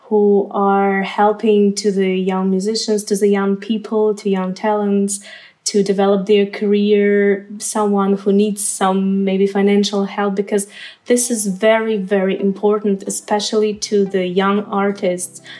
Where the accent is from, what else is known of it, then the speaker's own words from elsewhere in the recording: Ukraine; moved away as an adult; also born or lived in Lviv, Ukraine / Weimar, Germany; now in Germany; I came from Ukraine. Now I'm living in Germany